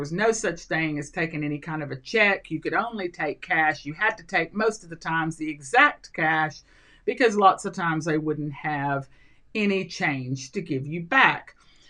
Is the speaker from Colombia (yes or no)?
yes; Colombia; also born or lived in Central America / Mexico; I grew up in Colombia, South America. And then I lived in just about every country in Central America. I've been in Venezuela, I've been in other South American countries, and I've lived in Mexico.